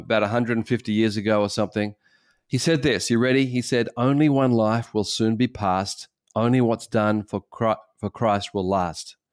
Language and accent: English; Australia; as an Australian